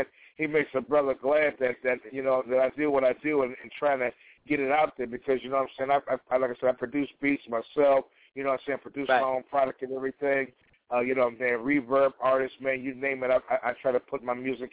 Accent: Midwest, United States; now in Portland, United States; I'm a Midwesterner myself. I'm broadcasting live from Portland, Oregon

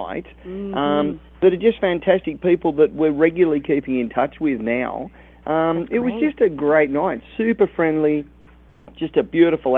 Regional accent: Australia; I'm in Vegas, but I'm from Australia

